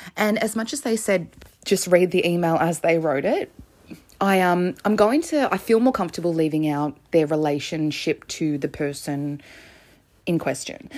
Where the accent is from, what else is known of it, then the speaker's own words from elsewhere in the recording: Connecticut, United States; I'm from Connecticut in the US